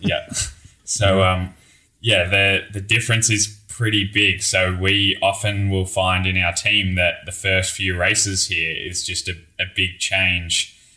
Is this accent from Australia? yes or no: yes; Australia; moved away; me being Australian